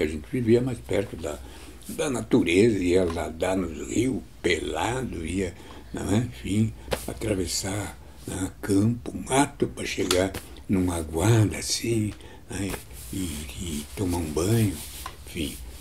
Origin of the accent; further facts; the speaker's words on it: São Luiz Gonzaga, Rio Grande do Sul, Brazil; also born or lived in Bossoroca; eu me criei em São Luís Gonzaga